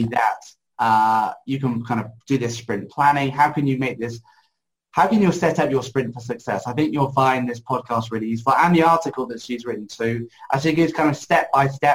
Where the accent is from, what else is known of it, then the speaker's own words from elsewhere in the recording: United Kingdom; I'm British